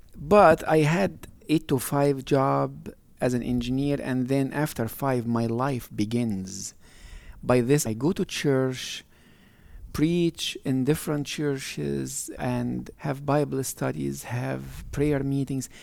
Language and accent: English; Egypt; now in United States; me growing up in Egypt